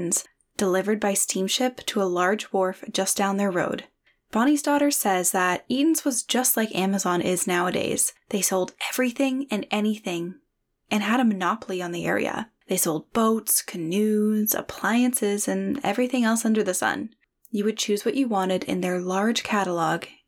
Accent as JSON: {"language": "English", "town": "Parry Sound", "region": "Ontario", "country": "Canada", "tie": "born or raised there", "said": "I grew up in Parry Sound"}